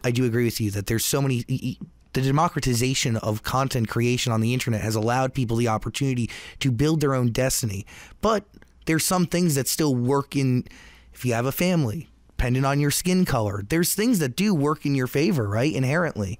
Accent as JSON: {"language": "English", "region": "New Jersey", "country": "United States", "said": "I'm from New Jersey"}